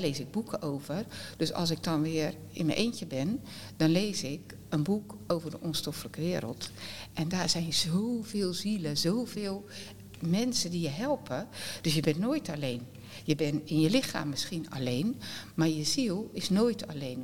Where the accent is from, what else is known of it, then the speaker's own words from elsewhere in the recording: Westland, South Holland, Netherlands; Wij zijn Westlanders